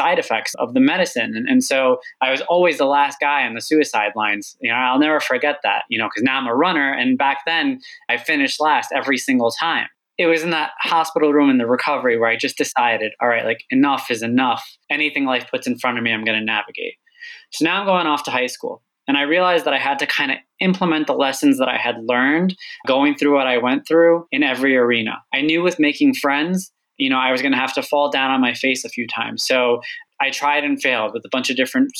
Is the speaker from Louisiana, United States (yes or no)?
no; Long Island, New York, United States; also born or lived in Egypt / California; growing up on Long Island, a lot of my friends' parents worked in banking.